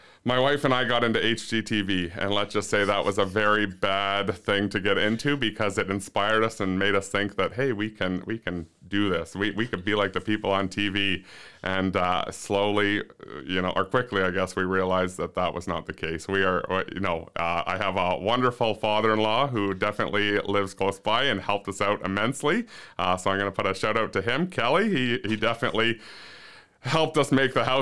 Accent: Ontario, Canada; moved away; growing up in Ontario, I went to larger schools

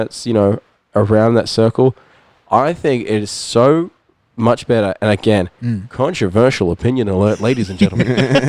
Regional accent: Auckland, New Zealand; now in Gold Coast, Australia; I live on the Gold Coast, but like, you know, I'm born and raised in Auckland.

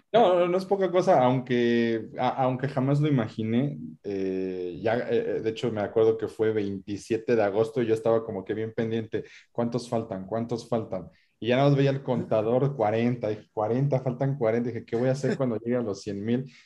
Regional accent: Mexico; como decimos en México

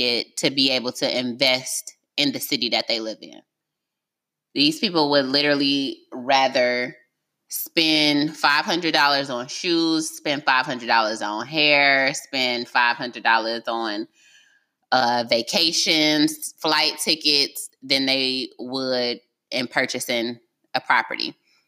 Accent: Detroit, Michigan, United States; I'm from Detroit

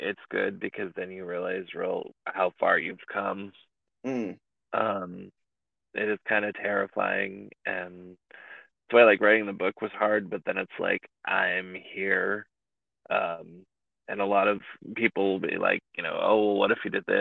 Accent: East Bay Area, California, United States; I'm from the Bay Area. So, like, I grew up in a farming community, probably 45 minutes to an hour outside of San Francisco, like, East Bay Area

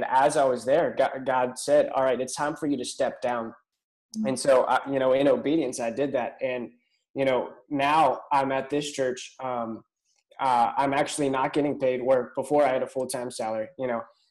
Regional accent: Pittsburgh, Pennsylvania, United States; moved away as an adult; now in Albemarle, United States; I'm originally from Pittsburgh

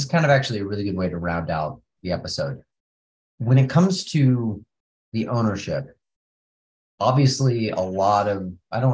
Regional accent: United States; us being American

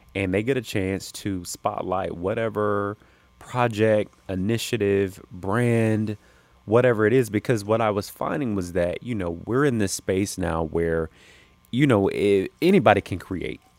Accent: South Carolina, United States; moved away as an adult; now in Los Angeles, United States; born and raised in South Carolina. Spent the first twenty-five years of my life in South Carolina

